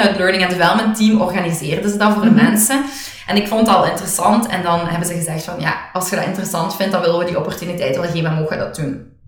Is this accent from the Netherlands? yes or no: no; Hoeselt, Flanders, Belgium; also born or lived in Tongeren; we alle twee waarschijnlijk zijn opgegroeid in, in eh, Limburg